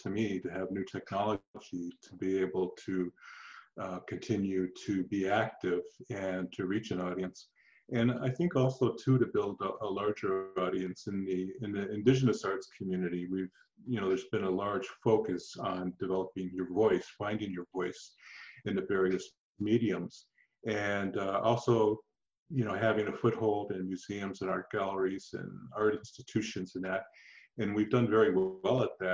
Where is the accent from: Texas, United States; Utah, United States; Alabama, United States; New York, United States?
New York, United States; Buffalo; moved away as an adult; also born or lived in Six Nations of the Grand River, Ontario / Toronto; now in Canada; I was originally from Buffalo, New York